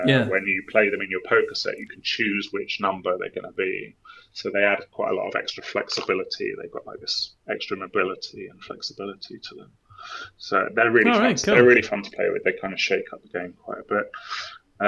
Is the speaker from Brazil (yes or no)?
no; England, United Kingdom; I'm English